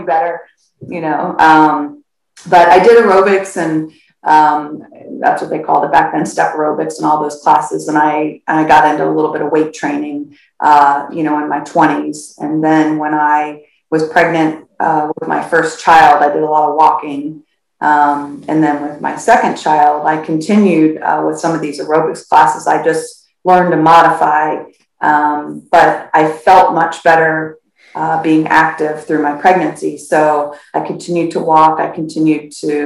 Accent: Florida, United States; also born or lived in St. Louis, Missouri, United States; I was born in St. Louis, but we moved to Florida when I was 7

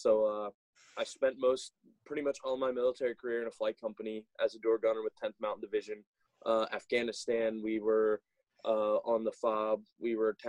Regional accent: Carroll County, Maryland, United States; I was born and raised here in Carroll County, Maryland

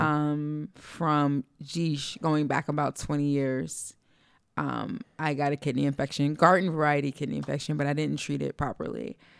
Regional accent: East Orange, New Jersey, United States; We're from East Orange

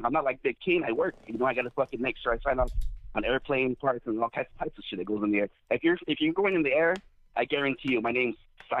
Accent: Los Angeles, California, United States

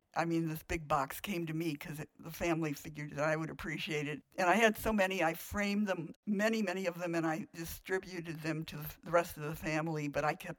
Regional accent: Joliet, Illinois, United States; in Joliet, Illinois, in 1935.

